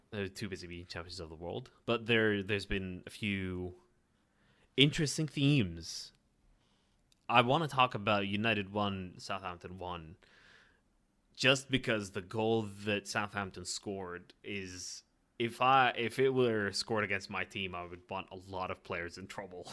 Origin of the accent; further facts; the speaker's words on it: Ireland; being Irish